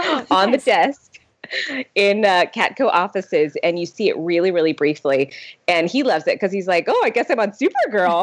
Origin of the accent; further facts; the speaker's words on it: San Diego, California, United States; I'm originally from San Diego